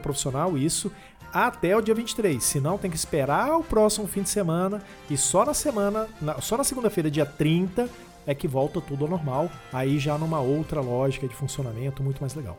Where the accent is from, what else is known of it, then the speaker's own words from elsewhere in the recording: Brazil; A gente é brasileiro